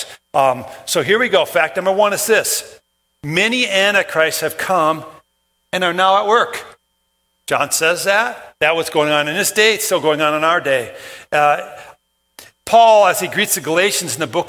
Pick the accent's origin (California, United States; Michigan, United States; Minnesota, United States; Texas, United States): Minnesota, United States; Brooklyn Park; I grew up in Brooklyn Park